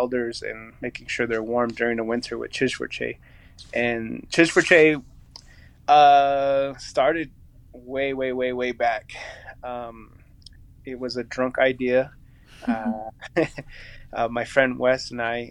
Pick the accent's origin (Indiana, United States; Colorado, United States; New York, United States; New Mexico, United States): New Mexico, United States; Chuska Mountains, north of Gallup; coming from the Cheska Mountains, which is north of Gallup. That's where I grew up.